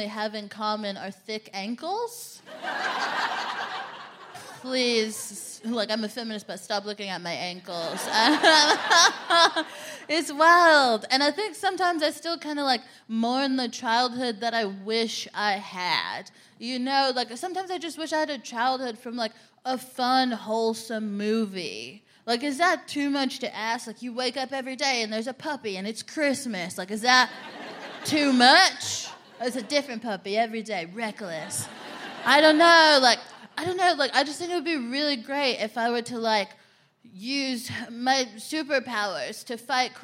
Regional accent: Texas, United States; I'm from Texas

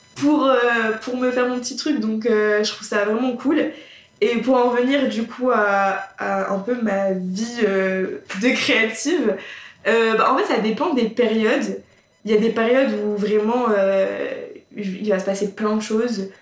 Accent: Somme, Hauts-de-France, France; je viens de la campagne, je viens euh, de la Somme, milieu très agricole également

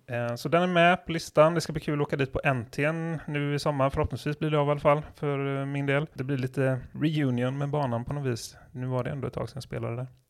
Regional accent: southern Sweden, Sweden; vi är från södra Sverige

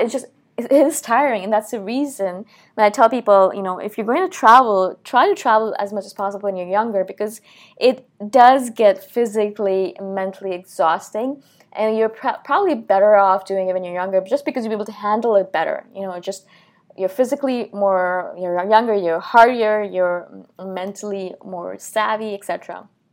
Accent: New Delhi, Delhi, India; moved away; I'm from India originally, I was born in New Delhi

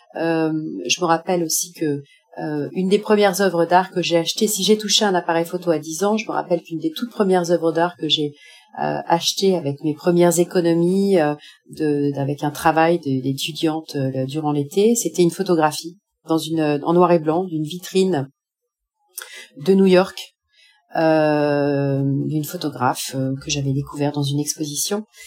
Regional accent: France; moved away as an adult; also born or lived in Paris / Japan / Cambodia / North Korea; now in Tunisia; je suis française

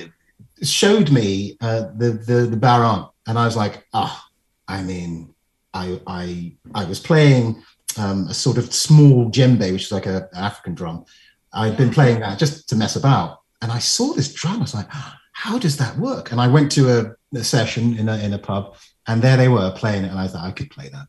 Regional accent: London, United Kingdom; I come from landlocked London

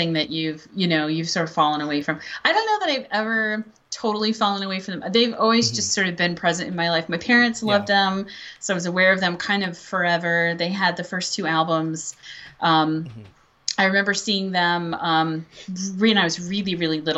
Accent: the Bible Belt, United States; I grew up in the Bible Belt

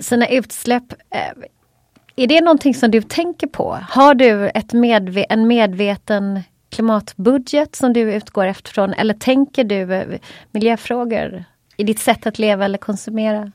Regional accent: Småland, Sweden; jag är ju smålänning också

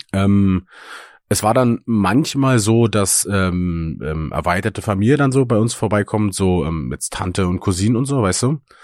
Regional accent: Eggersdorf, Brandenburg, Germany; meinem Heimatdorf

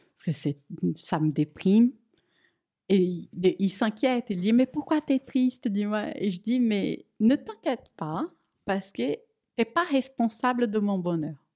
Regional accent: Brazil; French is a second language; moved away as an adult; now in France

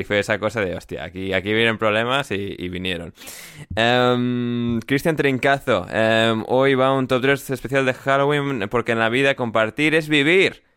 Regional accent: Spain; moved away as an adult; mi infancia en España

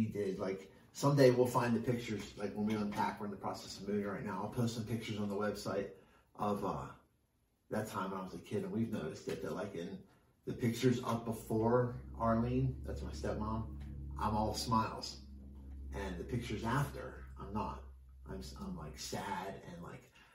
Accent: Glassboro, New Jersey, United States; my hometown, Glassboro, New Jersey

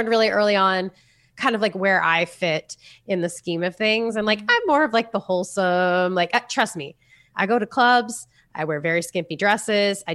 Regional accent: Florida, United States; I'm from Florida, so I wear jean shorts and flip flops every day.

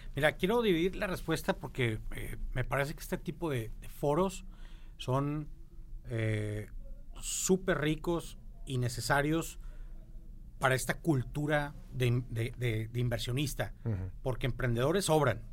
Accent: Monterrey, Nuevo León, Mexico; como todo regio, como todo norteño en México

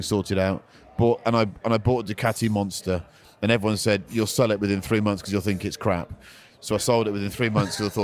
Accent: Bristol, South West England, United Kingdom; I'm from Bristol. We don't have cobs

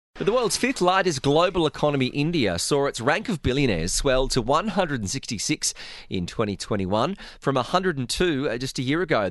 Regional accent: Australia; I'm Australian

